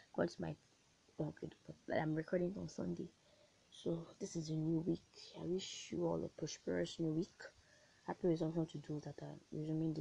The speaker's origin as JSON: {"language": "English", "country": "Nigeria", "said": "I am a Nigerian and I am a proud one"}